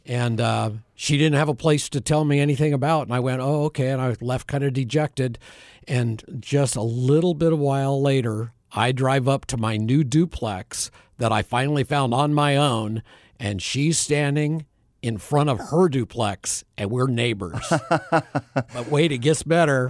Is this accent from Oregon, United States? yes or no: yes; Bend, Oregon, United States; moved away as an adult; now in Phoenix, United States; I was born and raised in Bend, Oregon